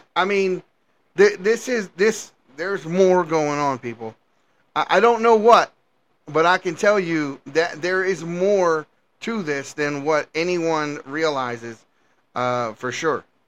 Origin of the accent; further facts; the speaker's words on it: Baltimore, Maryland, United States; moved away as an adult; also born or lived in Washington, D.C.; I'm from Baltimore. I've I spent my whole younger life, the first 18 plus years of my life, running around D.C. and Baltimore City and so forth